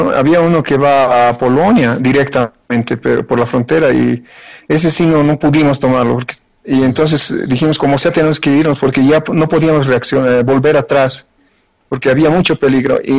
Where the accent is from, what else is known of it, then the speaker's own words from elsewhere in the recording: Bolivia; moved away; also born or lived in Ukraine; no obstante de haber estado 32 años allá, eh, no, no cambié mi nacionalidad, no cambié, y, o sea, soy boliviano, boliviano.